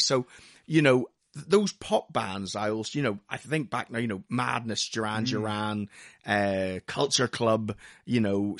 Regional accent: Lisburn, Northern Ireland, United Kingdom; moved away; We moved over from Northern Ireland in 1982. And we moved to a house. My dad had been working in England during the week and would fly home every weekend to us in Belfast, in a place called Lisburn, which is about 6 miles outside Belfast.

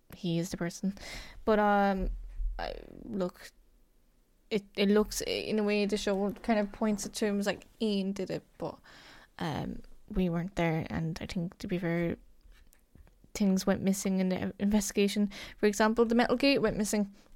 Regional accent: Cork, Munster, Ireland; I'm from Cork

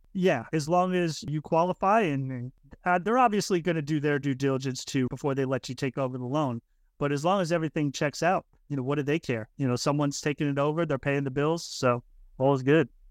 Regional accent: Florida, United States; moved away as an adult; I'm originally from Florida

